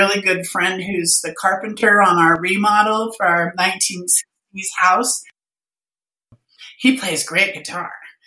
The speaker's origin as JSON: {"language": "English", "region": "California", "country": "United States", "tie": "born or raised there", "said": "we grew up in California, and all my family, Norwegian and Native, are all from Washington State"}